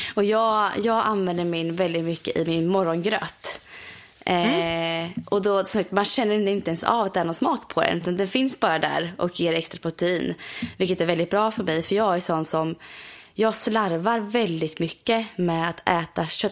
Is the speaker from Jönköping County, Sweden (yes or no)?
no; near Borghamn, Östergötland, Sweden; i Borghamn, vilket är väldigt nära min hemstad